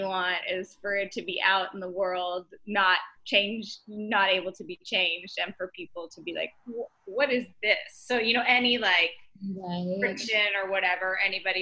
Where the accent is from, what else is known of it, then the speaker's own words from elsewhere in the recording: Dallas, Texas, United States; now in New York, United States; I'm from Dallas